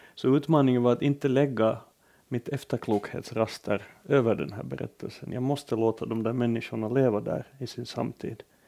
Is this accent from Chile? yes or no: no; Finland; Jag betraktas äh, hemma i Finland som en, ändå på något sätt som en ganska gediget borgerlig författare